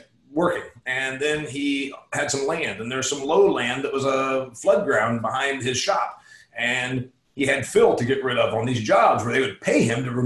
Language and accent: English; Huntington, Indiana, United States; also born or lived in Phoenix, Arizona; my hometown of Huntington, Indiana. I live here half the year. I live in Phoenix the other half of the year